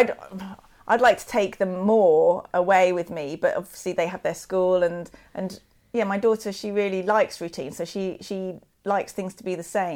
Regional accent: London, United Kingdom; I'm from London.

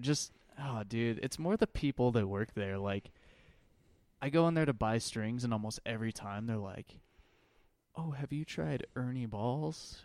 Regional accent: Lehi, Utah, United States; I'm from Lehigh, grew up in Lehigh

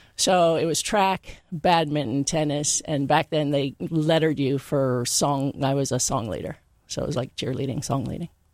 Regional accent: San Joaquin Valley, California, United States; I grew up in California, in the San Joaquin Valley, from a huge, boisterous, happy family

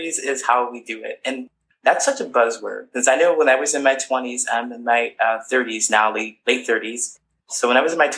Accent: Ohio, United States; moved away as an adult; also born or lived in California; I grew up in a small town

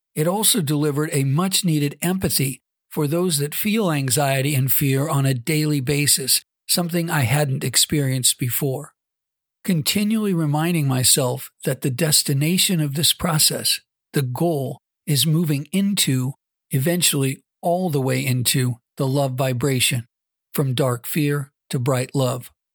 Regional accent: Southern California, United States; also born or lived in Central Coast, California; I was born and raised in Southern California, now residing in the Central Coast of California.

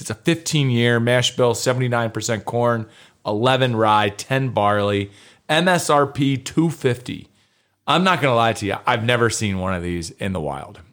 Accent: Kentucky, United States; I grew up in Kentucky

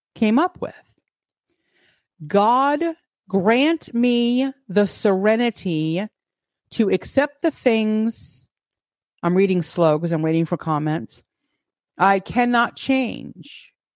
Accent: New York, United States; as a New Yorker

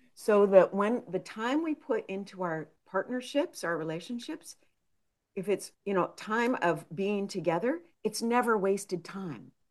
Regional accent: Pennsylvania, United States; also born or lived in Minnesota / New York / Illinois; now in Seattle, United States; I grew up in Pennsylvania, went to college in Minnesota, moved to outside of New York City

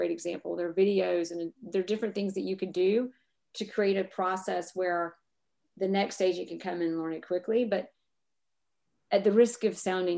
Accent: the South, United States; We're from the South

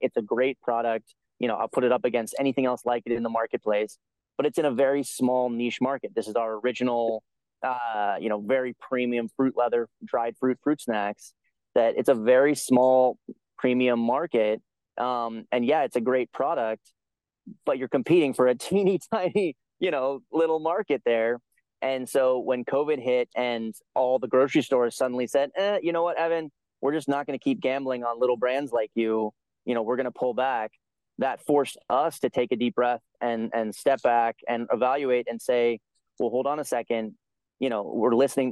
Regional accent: United States; as a you know upper middle class white guy, um, growing up in America

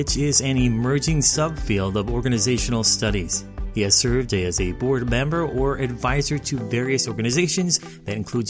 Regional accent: Alpena, Michigan, United States; Alpena, Michigan, my hometown

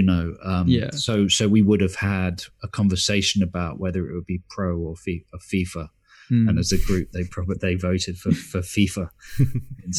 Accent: London, United Kingdom; I grew up in Stockwell, and you know, I've lived here since December the 20th, 1968.

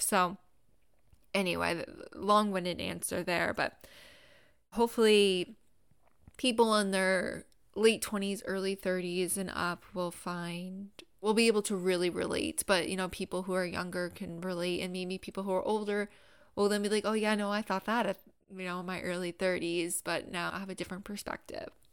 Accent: Gainesville, Florida, United States; moved away as an adult; also born or lived in South Carolina / Jacksonville, Florida / Washington, D.C. area; I was born and raised in Gainesville, Florida

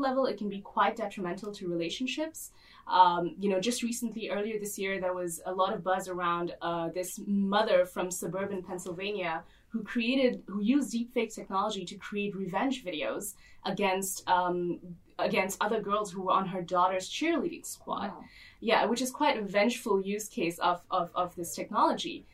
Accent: Dubai, United Arab Emirates; also born or lived in Boston; I grew up here in Dubai and moved momentarily to Boston, where I studied. And then I moved back here

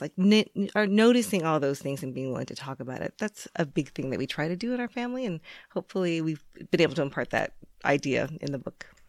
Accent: United States; My parents were the first generation to come over from Korea, and then I was born here in the U S

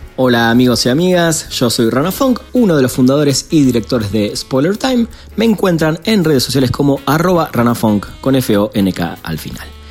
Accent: Argentina; moved away as an adult; now in Mexico; como argentino, además vivo hace 10 años acá en México

